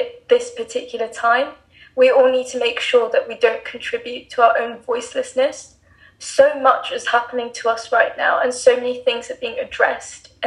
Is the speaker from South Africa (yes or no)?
no; England, United Kingdom; now in Dubai, United Arab Emirates; I'm 17 and I live and study in Dubai, but I was born and raised in England.